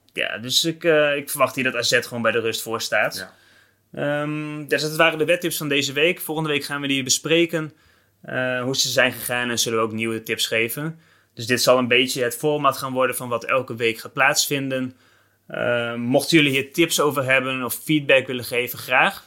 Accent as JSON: {"language": "Dutch", "country": "Netherlands"}